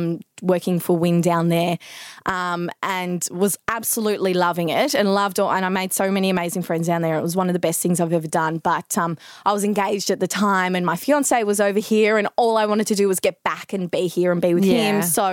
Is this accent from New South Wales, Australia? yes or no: no; Melbourne, Victoria, Australia; I'm from Melbourne, born and bred. Yeah, went to school here and everything.